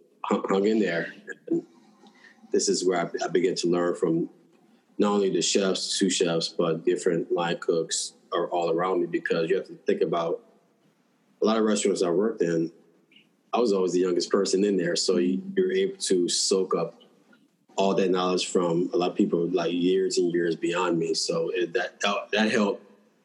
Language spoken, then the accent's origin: English; New Orleans, Louisiana, United States; I grew up in New Orleans, so I have that New Orleans Cajun Creole background